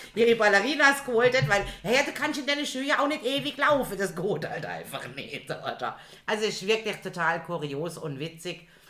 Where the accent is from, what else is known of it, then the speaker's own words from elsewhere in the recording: Germany; wir uns als Deutschig outeten